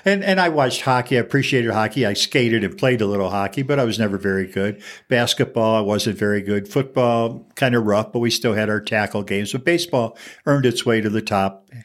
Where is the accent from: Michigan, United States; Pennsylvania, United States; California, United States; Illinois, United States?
Michigan, United States; Fraser; now in Albuquerque, United States; my hometown, Fraser, Michigan, which is famous for nothing, not even me